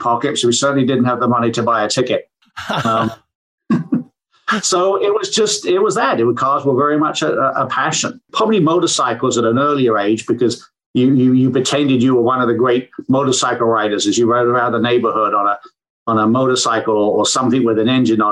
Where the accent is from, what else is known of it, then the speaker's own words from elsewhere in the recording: England, United Kingdom; now in Michigan, United States; I grew up in England